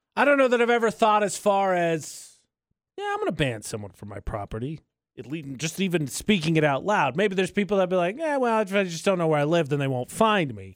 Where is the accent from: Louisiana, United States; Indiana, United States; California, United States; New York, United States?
Indiana, United States; my home state